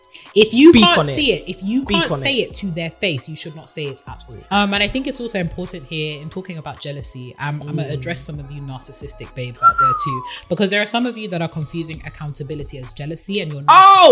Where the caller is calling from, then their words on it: London, United Kingdom; Hey, sisters. I'm from London, and I just want to say how much I love your podcast.